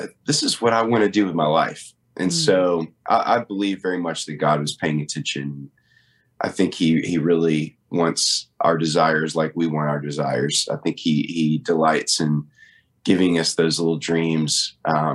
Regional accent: Nashville, Tennessee, United States; I was born and raised in Nashville

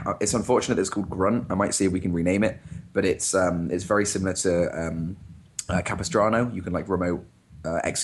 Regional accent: United Kingdom; I'm British

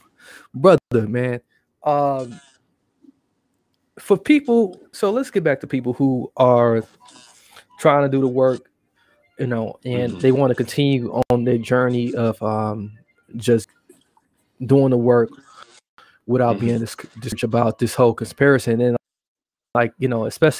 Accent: Milwaukee, Wisconsin, United States; I am from Milwaukee

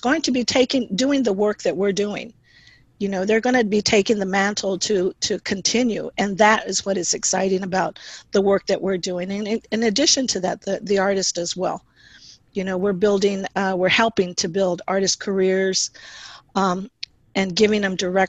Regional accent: Houston, Texas, United States; moved away as an adult; now in San Jose, United States; I am originally from Houston, Texas, and had the opportunity to live in different parts of the country

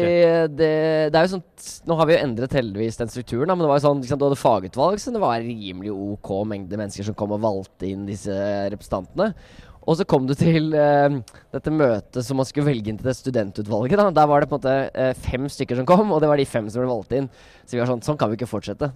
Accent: Oslo, Norway; jeg kommer fra Oslo

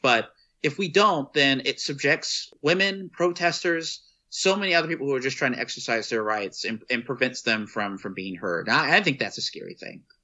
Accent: Texas, United States; from my home state of Texas

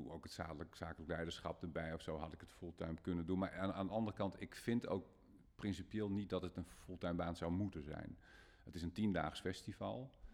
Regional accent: Groningen, Netherlands; bij ons in Groningen

